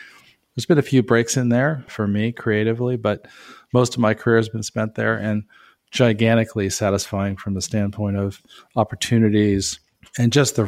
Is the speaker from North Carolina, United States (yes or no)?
no; Southern California, United States; I grew up in Southern California. So I was part of one of those families that went to Disneyland once a year.